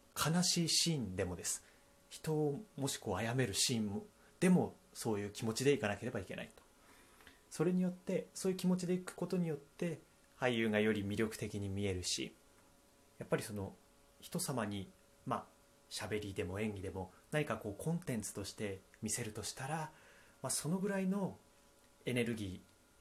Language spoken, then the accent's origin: Japanese; Akita, Japan; 私、まあ、秋田出身